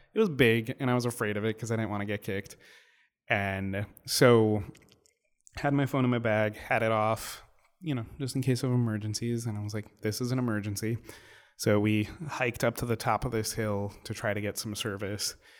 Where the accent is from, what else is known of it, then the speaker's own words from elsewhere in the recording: New York City, New York, United States; being a New Yorker